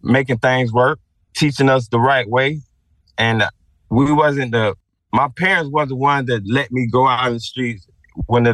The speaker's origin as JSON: {"language": "English", "town": "Sarasota", "region": "Florida", "country": "United States", "tie": "born or raised there", "said": "I'm from Newtown, Leon, Sarasota, down Martin Luther King and Leon"}